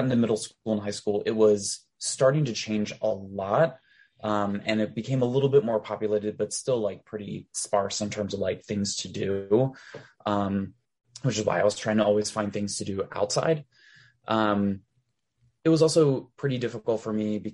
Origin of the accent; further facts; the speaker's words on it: Delaware, United States; moved away as an adult; now I live back in Delaware for a very brief stint.